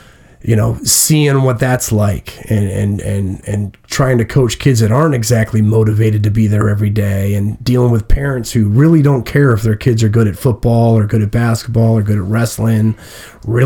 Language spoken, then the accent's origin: English; Massillon, Ohio, United States; I'm from Massillon, Ohio. I'm a Massillon Tiger